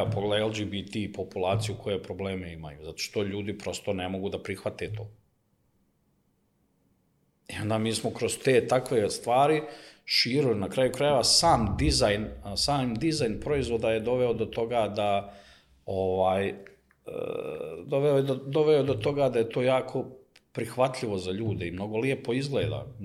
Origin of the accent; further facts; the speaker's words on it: Sarajevo, Federation of Bosnia and Herzegovina, Bosnia & Herzegovina; now in Belgrade, Serbia; Mislim, i ja sam iz Sarajeva, mi smo svi od ozdo i igrom slučaja u onom nesretnim ratovima smo razbacane svuda po svijetu, tako sam ja završio u Beogradu